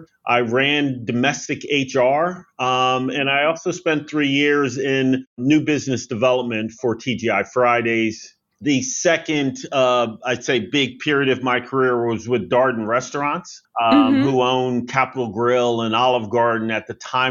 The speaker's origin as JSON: {"language": "English", "area": "outside of Philadelphia", "region": "Pennsylvania", "country": "United States", "tie": "born or raised there", "moved": "yes", "said": "I grew up outside of Philadelphia"}